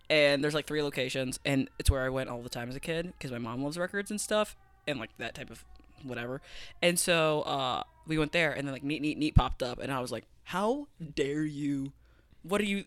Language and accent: English; Fort Wayne, Indiana, United States; I'm with my friends in my hometown